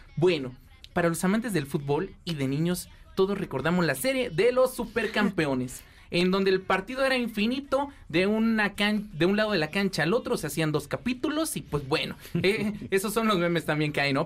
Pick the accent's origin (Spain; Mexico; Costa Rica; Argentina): Mexico; nosotros como buenos mexicanos